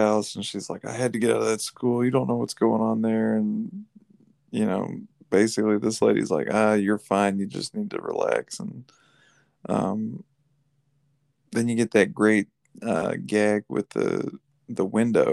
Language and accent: English; United States